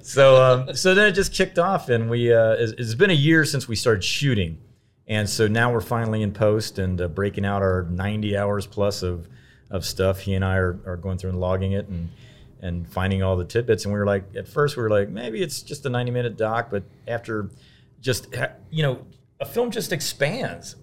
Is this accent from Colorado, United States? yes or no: no; Cincinnati, Ohio, United States; growing up in Cincinnati